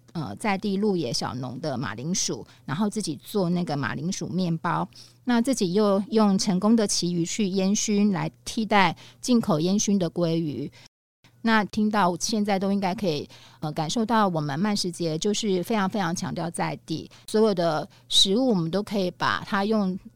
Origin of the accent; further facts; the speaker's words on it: Tainan, Taiwan; 我是台南人嘛，我们台南的早餐代表就是咸粥。那芋头排骨粥也是我妈妈小时候最常煮给我吃的